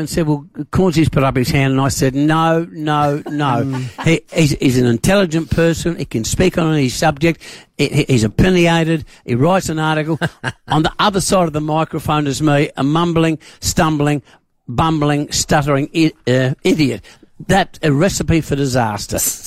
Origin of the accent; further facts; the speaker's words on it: Adelaide, South Australia, Australia; I was born and bred in the West End of Adelaide. I'm a West End boy.